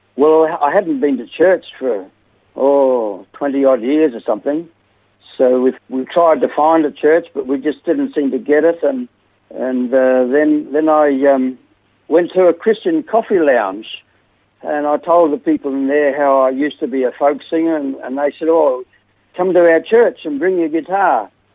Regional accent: Melbourne, Victoria, Australia; moved away; also born or lived in West Gippsland / South Australia; Melbourne, and uh, we lived in a few places after that uh, West Gippsland, and then, then we came to South Australia

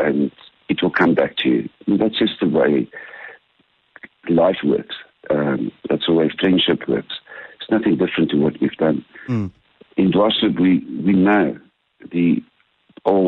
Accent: Bushbuckridge, Mpumalanga, South Africa; I grew up in Bushbuck Ridge

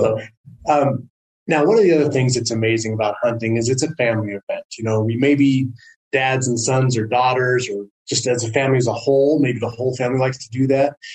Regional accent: Southern California, United States; now in Prescott, United States; I grew up in Southern California, and it is not a hunting culture

